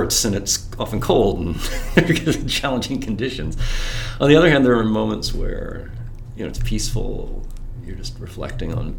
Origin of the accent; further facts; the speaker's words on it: Hamilton, Ontario, Canada; moved away as an adult; also born or lived in Baltimore; I grew up in Hamilton area, Ancaster.